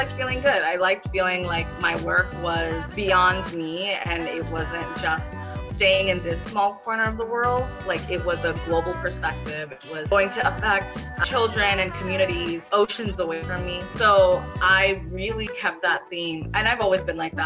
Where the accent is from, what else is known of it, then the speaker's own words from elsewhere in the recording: Mesa, Arizona, United States; I was born and bred here, so ASU was always a natural next step. I think growing up in East Mesa